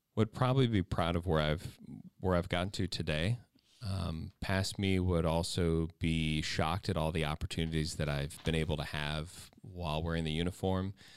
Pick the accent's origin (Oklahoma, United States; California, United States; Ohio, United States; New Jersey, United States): Ohio, United States; I'm from Ohio